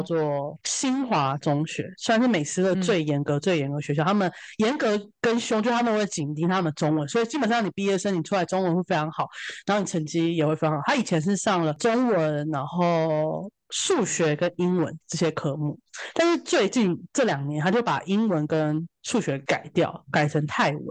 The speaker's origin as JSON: {"language": "Chinese", "country": "Taiwan", "said": "我们台湾人会关注那里"}